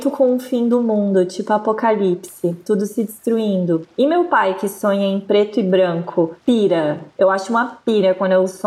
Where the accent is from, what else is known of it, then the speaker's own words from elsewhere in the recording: Goiás, Brazil; Vários aqui em Minas, vários lá onde a gente, de onde a gente é, lá do Goiás.